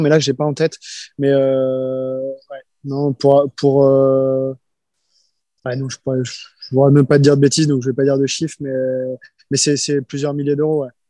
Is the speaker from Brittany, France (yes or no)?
yes; Rennes, Brittany, France; Je viens de Rennes